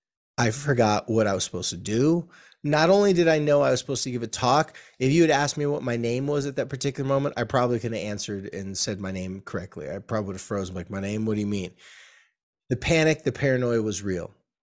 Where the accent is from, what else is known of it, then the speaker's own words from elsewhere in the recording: California, United States; I probably did because I'm a surfer from California and this was in the 80s.